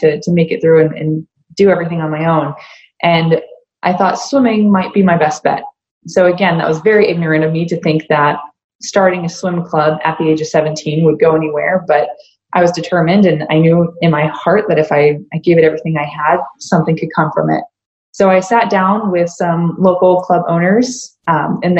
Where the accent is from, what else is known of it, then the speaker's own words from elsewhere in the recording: Mesa, Arizona, United States; moved away; also born or lived in Boise, Idaho; growing up in Mesa, wasn't the easiest upbringing.